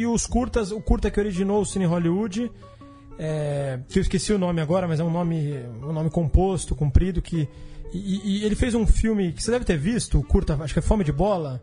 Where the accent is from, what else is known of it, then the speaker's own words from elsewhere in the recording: São Paulo, Brazil; como paulistano contemporâneo